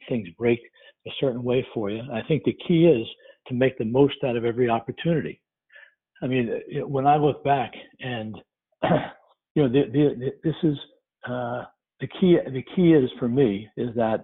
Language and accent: English; New York, United States; moved away as an adult; also born or lived in Milwaukee; I'm from New York, and by leaving New York, I experienced the Midwest.